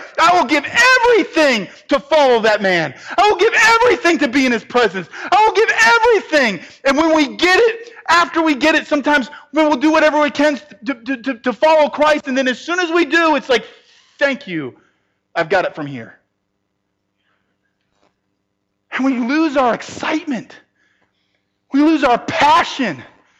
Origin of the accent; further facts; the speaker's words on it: Northeast, United States; I'm from the Northeast. I can't help it.